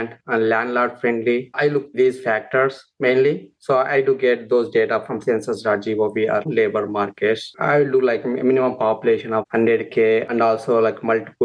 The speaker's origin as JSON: {"language": "English", "country": "India", "tie": "born or raised there", "moved": "as an adult", "lives_now": "United States", "said": "I'm born and brought up in India for agriculture family, and also it's a small town."}